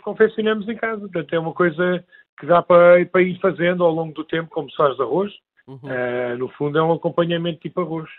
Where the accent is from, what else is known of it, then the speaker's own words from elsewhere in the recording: Alentejo, Portugal; somos do Alentejo